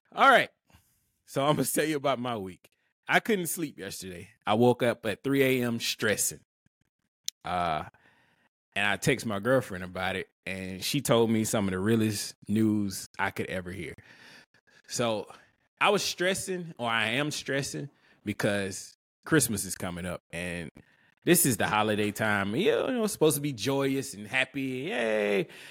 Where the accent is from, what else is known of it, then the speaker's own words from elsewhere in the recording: Alabama, United States; I'm from Alabama